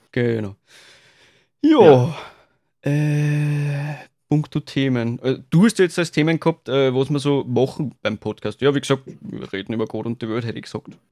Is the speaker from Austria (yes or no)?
yes; Austria; als Österreicher